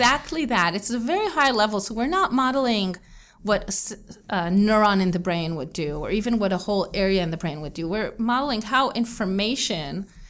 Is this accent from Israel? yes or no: yes; Israel; also born or lived in New Jersey, United States; So I grew up in Israel, and I lived in Israel my whole life, except for 4 years in which I lived in New Jersey because my dad was doing a postdoc at Rutgers University.